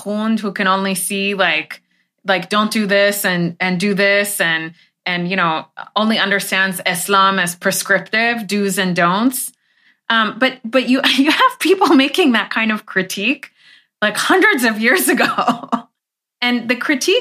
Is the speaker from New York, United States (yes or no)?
no; Los Angeles, California, United States; also born or lived in Iran; when I was growing up